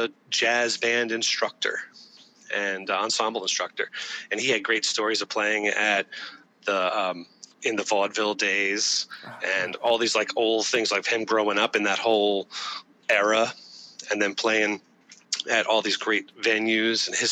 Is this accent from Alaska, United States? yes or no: no; Doylestown, Pennsylvania, United States; moved away; I grew up in Doylestown, Pennsylvania, beautiful town